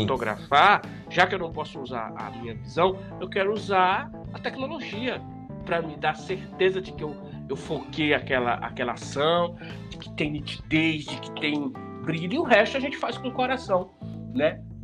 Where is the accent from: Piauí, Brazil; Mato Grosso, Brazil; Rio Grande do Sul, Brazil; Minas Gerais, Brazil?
Piauí, Brazil; Bom Jesus; moved away as an adult; now in São Paulo, Brazil; eu moro aqui em São Paulo há 25 anos, mas saí de Bom Jesus aos 20 anos de idade